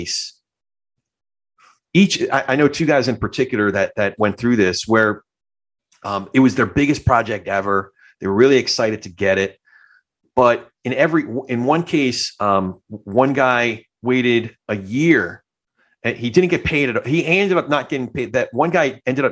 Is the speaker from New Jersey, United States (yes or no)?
yes; New Jersey, United States; also born or lived in Brooklyn; I grew up, my family's all from Brooklyn, but I grew up more on the Jersey side